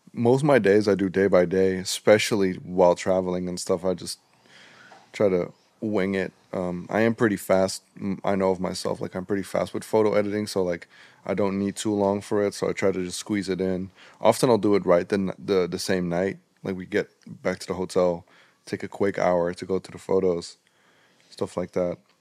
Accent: Netherlands; we in in the Netherlands

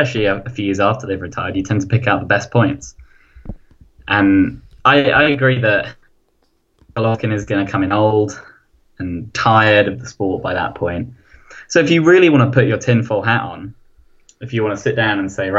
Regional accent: United Kingdom; I'm British

